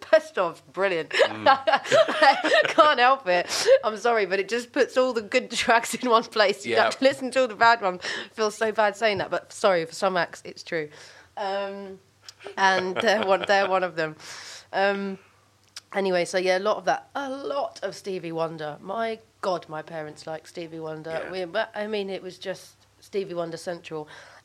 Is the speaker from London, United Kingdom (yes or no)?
yes; London, United Kingdom; I grew up in Brixton